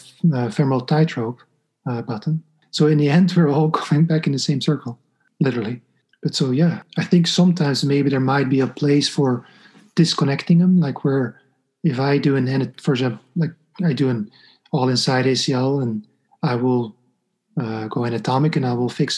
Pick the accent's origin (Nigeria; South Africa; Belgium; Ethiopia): Belgium; moved away as an adult; now in New York, United States; I'm from Belgium